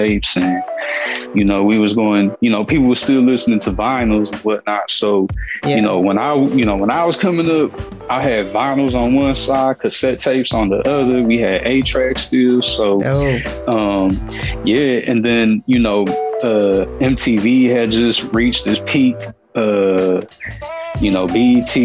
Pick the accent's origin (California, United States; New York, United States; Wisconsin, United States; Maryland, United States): Wisconsin, United States; Milwaukee; now in Houston, United States; I am from Milwaukee, Wisconsin, but I live in Houston.